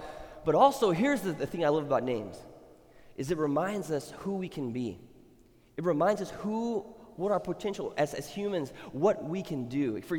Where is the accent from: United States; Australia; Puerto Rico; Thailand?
Thailand; moved away; when I grew up in Thailand, names were very... They characterize who the person was or who they looked like.